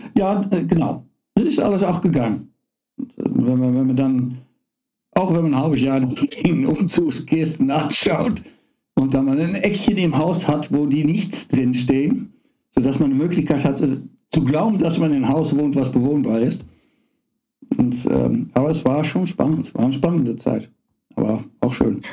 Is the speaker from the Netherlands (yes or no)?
yes; Netherlands; German is a second language; moved away as an adult; also born or lived in Karlsruhe, Germany; now in Aachen, Germany; ich bin Holländer bin nicht nur Holländer, äh, bin nicht nur Niederländer, ich bin auch Holländer, echt Holländer